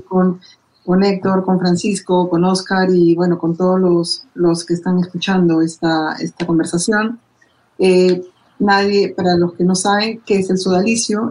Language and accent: Spanish; Peru; mi país